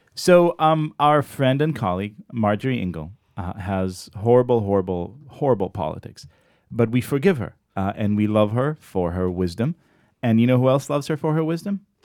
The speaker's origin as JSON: {"language": "English", "country": "Israel", "tie": "born or raised there", "moved": "yes", "lives_now": "United States", "said": "I grew up in Israel"}